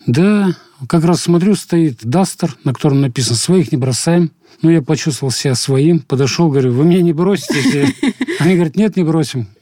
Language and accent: Russian; Russia; мы из России